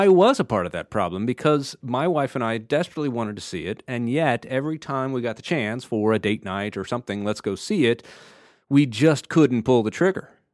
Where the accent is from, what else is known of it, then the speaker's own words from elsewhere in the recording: the South, United States; I grew up in the South